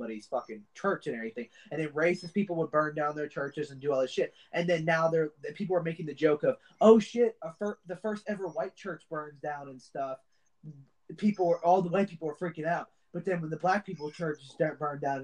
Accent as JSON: {"language": "English", "country": "United States", "said": "I'm American"}